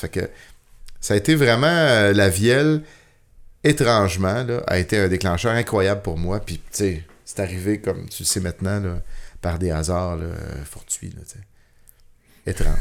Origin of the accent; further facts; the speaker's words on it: Saint-Jean-sur-Richelieu, Quebec, Canada; now in Saint-Antoine-sur-Richelieu, Canada; je suis né à Saint-Jean sur Richelieu